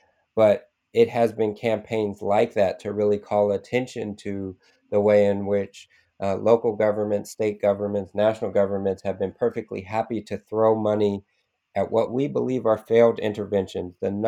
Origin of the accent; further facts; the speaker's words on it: Oakland, California, United States; also born or lived in San Francisco, California; I was born here in the Bay Area in San Francisco. We moved to Oakland when I was a week old.